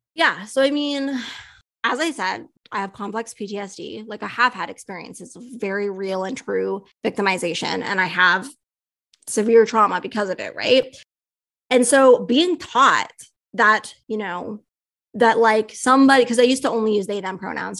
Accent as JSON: {"language": "English", "country": "Canada", "said": "I'm a Canadian"}